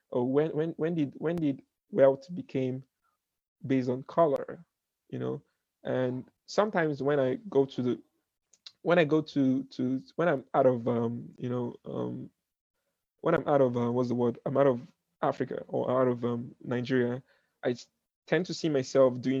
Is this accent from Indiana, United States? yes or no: no; Brooklyn, New York, United States; I was like, oh, I'm from I'm from I'm from Brooklyn.